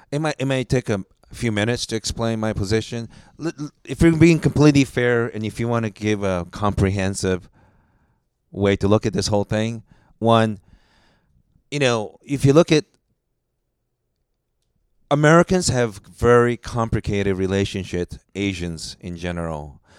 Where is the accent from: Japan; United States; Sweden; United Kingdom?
Japan; born there; I was born in Japan. I have a Japanese name, but I'm ethnically Korean.